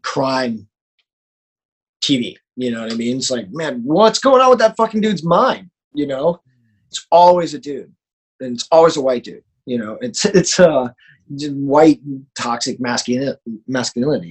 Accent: Florida, United States; moved away as an adult; now in Los Angeles, United States; person growing up in Florida

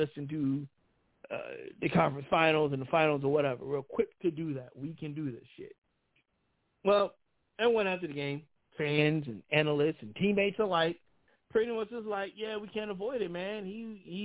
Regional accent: Philadelphia, Pennsylvania, United States; I'm from Philly. I love my city

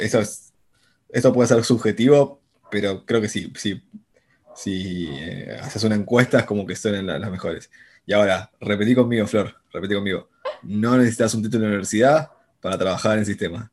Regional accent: Buenos Aires, Argentina; soy porteño acá, nacido, criado y todo mi vida acá

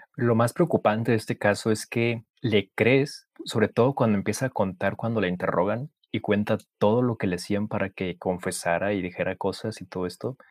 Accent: Mexico; como mexicanos siempre le vamos a correr a la autoridad

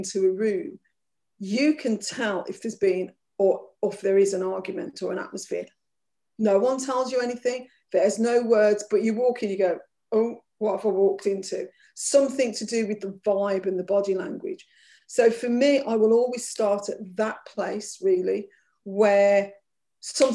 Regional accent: Birmingham, West Midlands, United Kingdom; growing up as an Irish child in Birmingham

